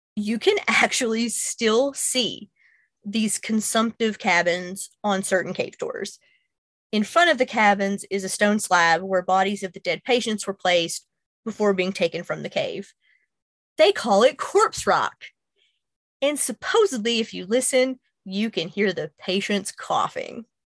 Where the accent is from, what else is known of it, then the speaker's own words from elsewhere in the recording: Kentucky, United States; my home state of Kentucky